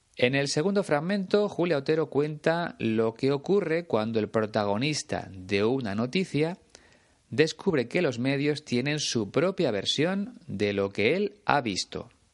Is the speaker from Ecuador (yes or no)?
no; Spain; una de las emisoras de radio más importantes de mi país, Onda Cero